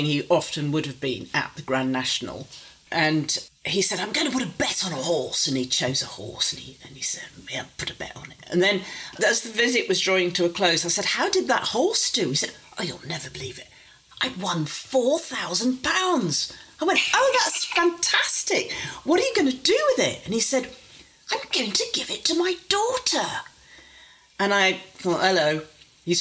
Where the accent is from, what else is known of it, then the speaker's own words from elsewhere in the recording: Warrington, North West England, United Kingdom; I grew up outside Warrington and there wasn't a very big middle-class population, and they thought I'd pick up a terrible accent